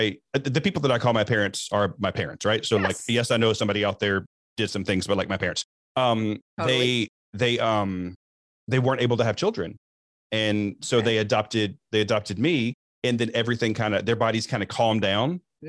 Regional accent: Alabama, United States; so I grew up in Alabama

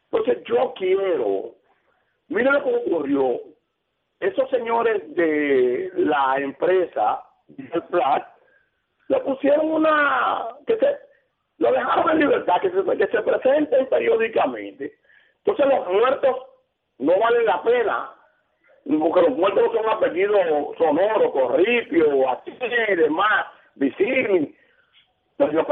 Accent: San Cristóbal, Dominican Republic; now in Santiago, Dominican Republic; aunque yo estoy viviendo en Santiago hace 25 años, yo soy de San Cristóbal

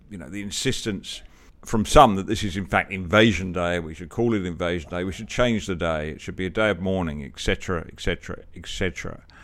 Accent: Australia; I'd rather just call myself Australian these days

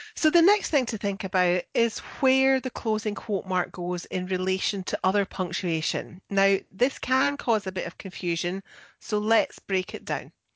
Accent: Scotland, United Kingdom; I'm the Scottish one

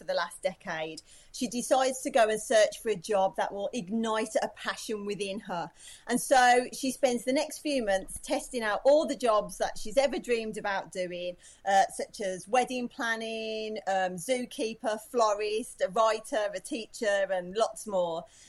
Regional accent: Birmingham, West Midlands, United Kingdom; accent: Brummie; moved away as an adult; now in Australia; I'm clearly the Brummy here.

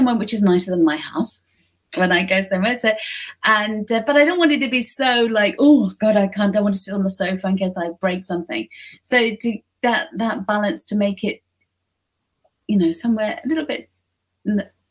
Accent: United Kingdom; moved away as an adult; now in Japan; I'm British

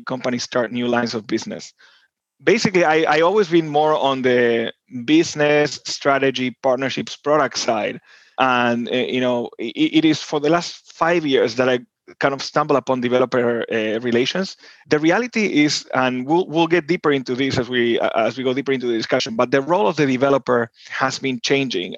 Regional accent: Buenos Aires, Argentina; moved away as an adult; now in United States; I'm originally from Buenos Aires, Argentina, born and raised there. And then I moved to the US in my 20s

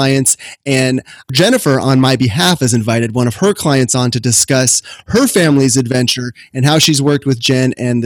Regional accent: Sacramento, California, United States; my hometown of Sacramento, California

